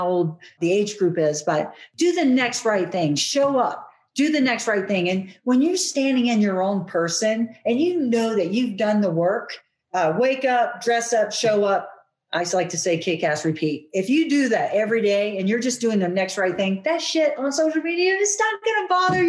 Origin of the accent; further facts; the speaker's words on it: United States; we're American